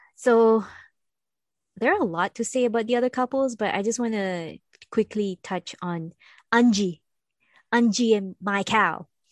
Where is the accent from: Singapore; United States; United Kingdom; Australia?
Singapore; moved away; I come from Singapore